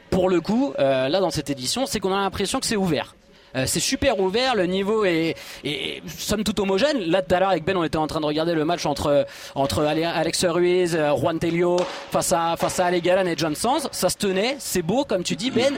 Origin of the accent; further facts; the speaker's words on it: Bordeaux, Nouvelle-Aquitaine, France; je suis bordelais, je vis sur Bordeaux